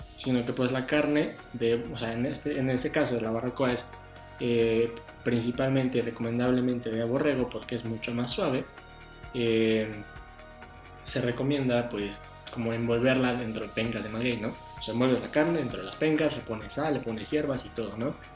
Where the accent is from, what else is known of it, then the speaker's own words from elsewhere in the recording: Mexico; nosotros como mexicanos y como buenos ciudadanos